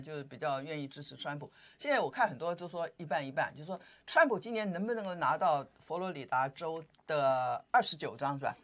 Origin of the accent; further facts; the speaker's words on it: Taiwan; 我们台湾人也跟着紧张